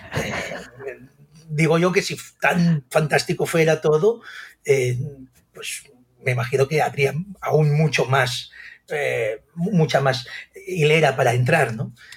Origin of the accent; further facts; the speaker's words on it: Sant Carles de la Ràpita, Catalonia, Spain; soy nacido en San Carles de la Rápida